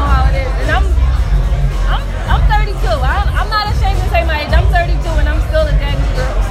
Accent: Philadelphia, Pennsylvania, United States; I'm from Philly.

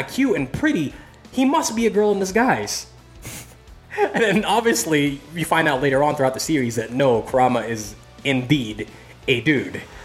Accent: Philippines; moved away; I'm originally from the Philippines

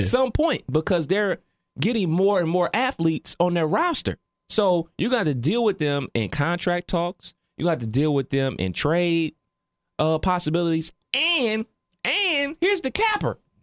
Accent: Ohio, United States; growing up in the Midwest, especially Ohio

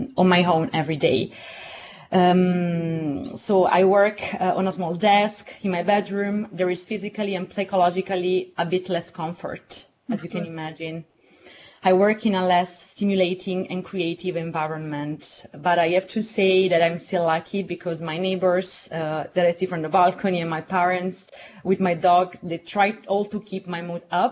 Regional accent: Southern Italy, Italy; now in Rome, Italy; my hometown in the south of Italy

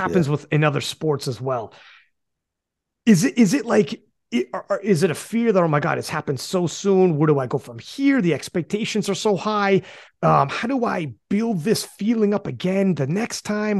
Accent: Canada; also born or lived in Guelph; I'm from Canada, obviously. I'm in Guelph, actually

